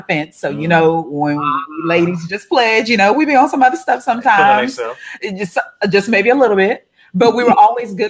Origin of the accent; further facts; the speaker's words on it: Houston, Texas, United States; we're both native Houstonians